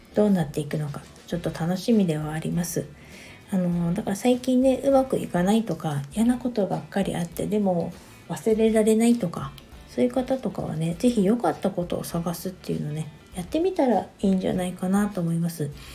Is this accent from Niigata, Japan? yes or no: yes; Niigata, Japan; moved away; 私の実家新潟の方にちょっと帰ってこようと思